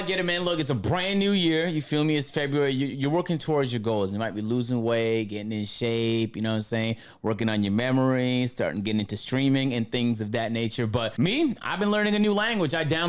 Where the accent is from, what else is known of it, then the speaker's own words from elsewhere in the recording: Canada; Look, I already know a little bit of French because I'm from Canada, so we learned it for 6 years.